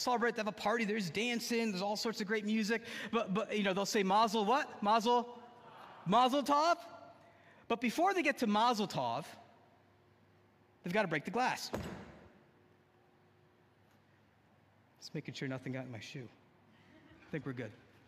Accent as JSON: {"language": "English", "region": "New Jersey", "country": "United States", "tie": "born or raised there", "said": "I grew up in the great state of New Jersey."}